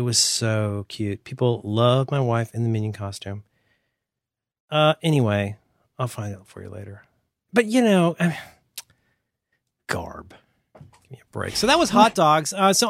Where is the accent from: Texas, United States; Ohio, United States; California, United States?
Ohio, United States; Cincinnati; Well, I'm from Cincinnati. Worst. What do you expect?